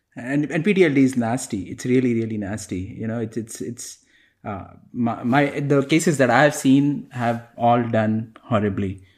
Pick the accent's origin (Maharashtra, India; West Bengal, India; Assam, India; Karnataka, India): Maharashtra, India; Mumbai; moved away; growing up in Mumbai